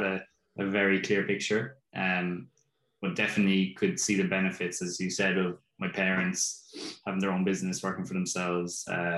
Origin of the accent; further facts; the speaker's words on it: Carrigaline, Munster, Ireland; also born or lived in Cork / Clonakilty; I was born in Cork, but grew up for the first couple of years in Clonakilty, which would be in West Cork. My parents had a dental surgery down there, so we moved to Carrigaline then when I was probably about 4 or 5 years old.